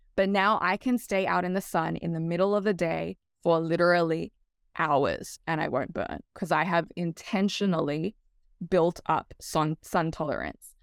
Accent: Australia; moved away as an adult; now in Hawaii, United States; I actually grew up, I was raised in Australia and came over here

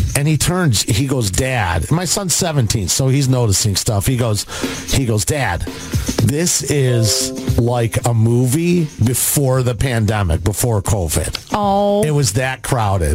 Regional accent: Addison, Illinois, United States; I grew up in Addison in the Western Burbs

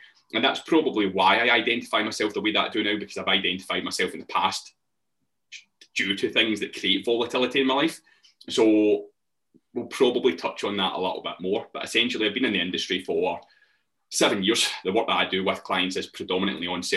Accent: Glasgow, Scotland, United Kingdom; I'm an online coach. I come from Glasgow.

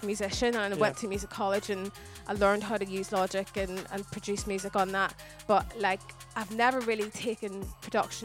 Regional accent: Belfast, Northern Ireland, United Kingdom; now in England; growing up in Ireland

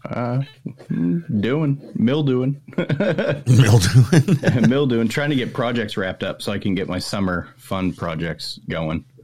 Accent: Toronto, Ontario, Canada; now in California, United States; I've been in California for 20 years, but I'm from up I, there.

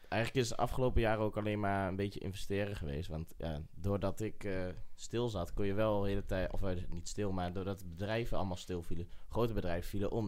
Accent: Eibergen, Gelderland, Netherlands; Ik kom uit Eibergen

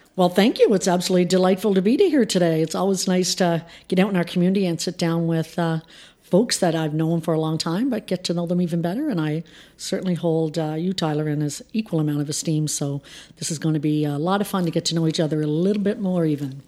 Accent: Prince Edward Island, Canada; we grew up in rural P E I, which by all means was a fantastic, phenomenal place to grow up

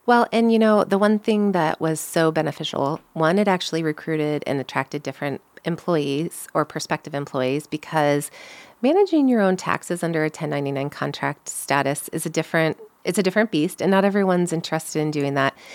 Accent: St. Louis, Missouri, United States; moved away as an adult; also born or lived in Iowa / Omaha, Nebraska; I grew up in Saint Louis, Missouri

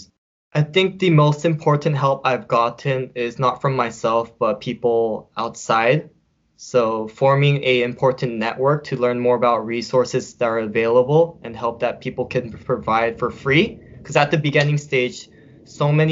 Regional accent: California, United States; also born or lived in upstate New York; now in New York, United States; I grew up in California, I love the ocean

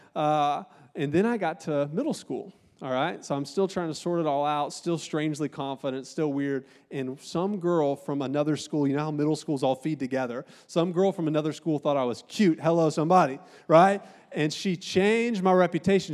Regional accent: Augusta, Georgia, United States; moved away; also born or lived in Columbus, Ohio; I'm from Augusta, Georgia, and I got in a little bit of trouble, and my mom got sk-, scared, and she sent me to live with my auntie and uncle in Columbus, Ohio

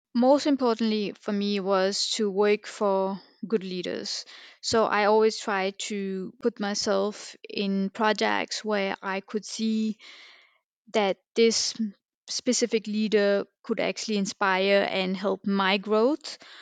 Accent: Denmark; born and raised in Denmark

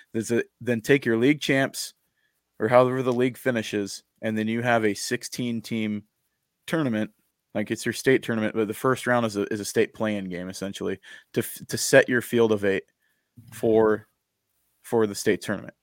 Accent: Eastern Washington, United States; now in Idaho, United States; I was a kid growing up in Eastern Washington

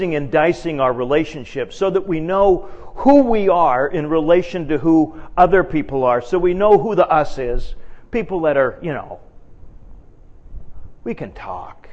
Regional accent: Edmonton, Alberta, Canada; moved away as an adult; now in United States; I'm from Canada

